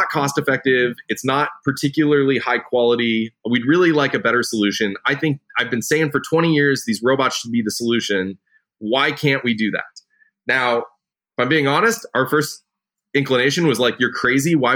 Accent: rural Nebraska, United States; So I grew up in the Midwest, right? I grew up in rural Nebraska

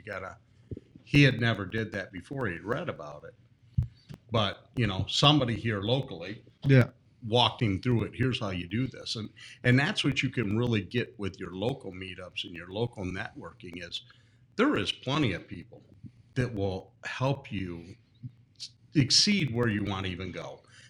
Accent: Michigan, United States; also born or lived in South Carolina; I'm from Michigan.

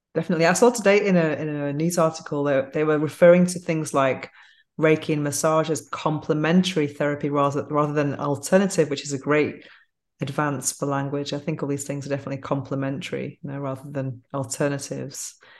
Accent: Manchester, North West England, United Kingdom; now in Spain; growing up in England

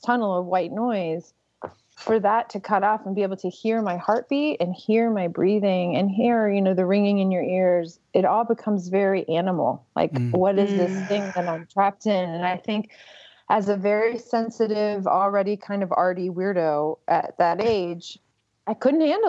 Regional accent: right outside of New Orleans, Louisiana, United States; I grew up right outside of New Orleans, where it's excruciatingly hot most of the year.

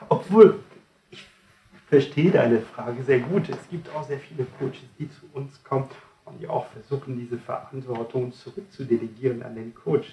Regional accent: France; now in Germany; Ich komme nicht ganz aus Deutschland, ich komme aus Frankreich

